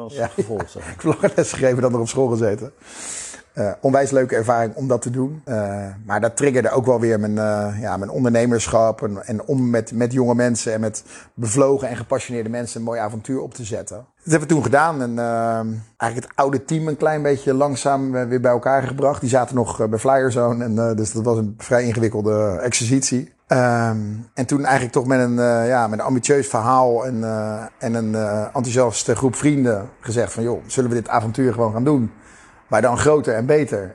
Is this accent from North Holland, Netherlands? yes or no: no; Krimpen aan den IJssel, South Holland, Netherlands; mijn dorp, waar ik vandaan kom. Het eh, prachtige Krimp van de IJssel, onder de rook van Rotterdam